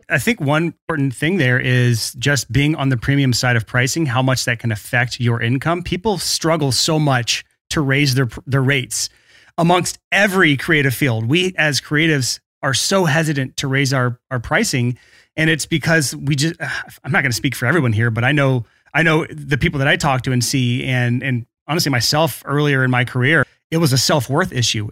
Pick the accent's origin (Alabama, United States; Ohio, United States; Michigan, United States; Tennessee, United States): Alabama, United States; my home state